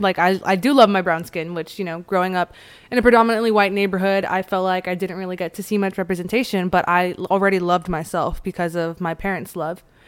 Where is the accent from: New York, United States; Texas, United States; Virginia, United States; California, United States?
California, United States; Chino Hills; growing up in Chino Hills, I lived pretty close to Anaheim